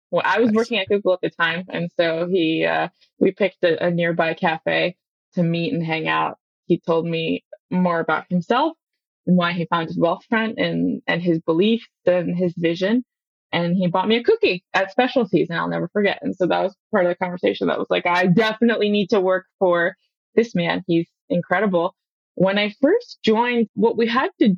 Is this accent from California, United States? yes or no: yes; Palo Alto, California, United States; I was born in Palo Alto.